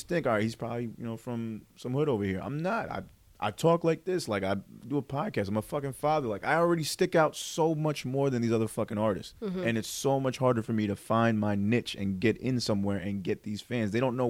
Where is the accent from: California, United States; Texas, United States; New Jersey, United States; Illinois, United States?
New Jersey, United States; Parsippany